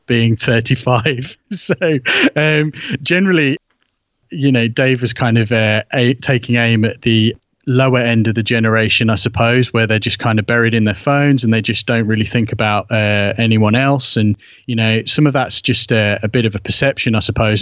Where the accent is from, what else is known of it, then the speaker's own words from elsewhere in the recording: United Kingdom; obviously being British